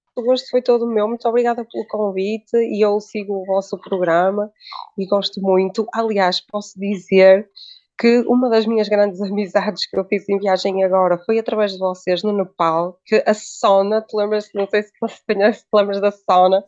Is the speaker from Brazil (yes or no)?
no; Braga, Norte, Portugal; ela é de Braga e eu também sou de Braga